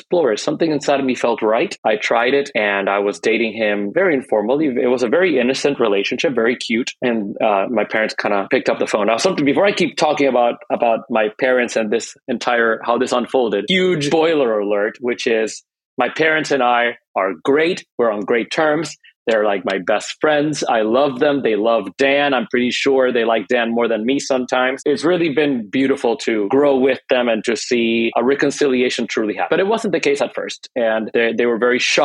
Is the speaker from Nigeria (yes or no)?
no; Puerto Rico; moved away as an adult; also born or lived in Dayton, Ohio / Hawaii / San Francisco; now in Northern California, United States; I grew up in Puerto Rico